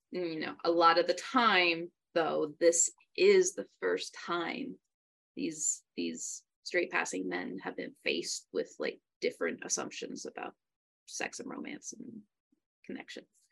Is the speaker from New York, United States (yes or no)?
yes; New York, United States; moved away; also born or lived in San Antonio, Texas; growing up in New York